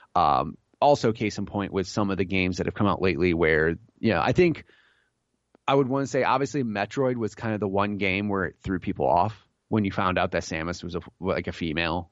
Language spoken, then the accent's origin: English; Illinois, United States; I grew up in Illinois